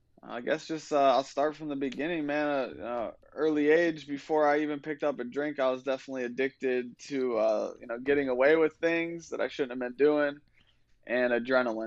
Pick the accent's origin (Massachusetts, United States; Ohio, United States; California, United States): Ohio, United States; I'm from Ohio